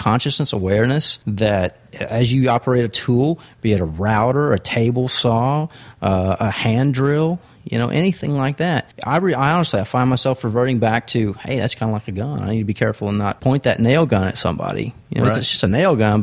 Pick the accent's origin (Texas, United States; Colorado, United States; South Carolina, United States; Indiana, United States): Texas, United States; I'm from Texas.